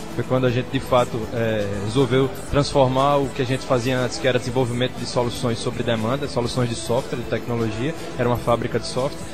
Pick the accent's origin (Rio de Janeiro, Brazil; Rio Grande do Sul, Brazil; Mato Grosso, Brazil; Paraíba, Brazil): Paraíba, Brazil; João Pessoa; sabendo que eu sou daqui, sou de João Pessoa